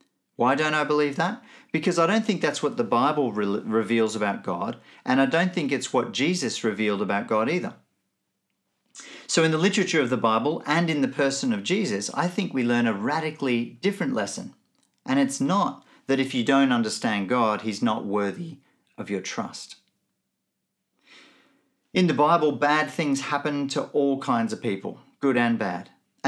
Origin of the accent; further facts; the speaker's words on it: Nigeria; also born or lived in Benin / Melbourne; now in Brisbane, Australia; I grew up in Nigeria and Benin, two countries in Africa. My parents were both missionaries, so I grew up in a very different context to the one that I now live in Brisbane, in Australia.